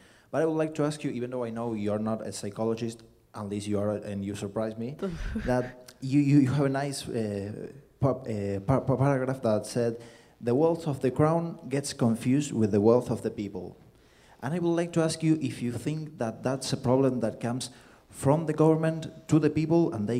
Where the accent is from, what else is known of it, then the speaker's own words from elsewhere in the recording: Argentina; moved away; I'm from Argentina